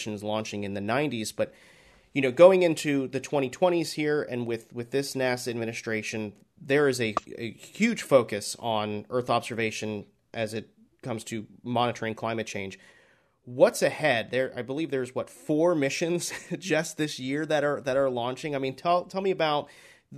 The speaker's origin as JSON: {"language": "English", "region": "Florida", "country": "United States", "tie": "born or raised there", "said": "I was born and raised in Florida. I'm based here in Florida."}